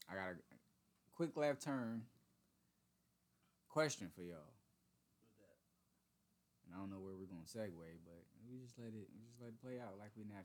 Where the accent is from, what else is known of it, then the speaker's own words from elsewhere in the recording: Southern California, United States; Being the young black nigga from s- South California